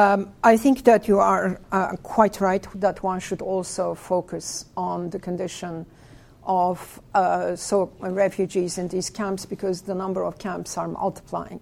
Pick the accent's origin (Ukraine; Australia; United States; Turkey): Turkey; I was born in Turkey